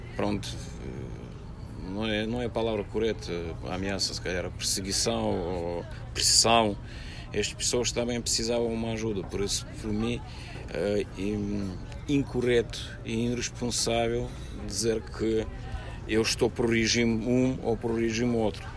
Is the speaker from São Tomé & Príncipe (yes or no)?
no; Russia; Portuguese is a second language; moved away as an adult; now in Portugal; eu sou russo, sim, eu sou russo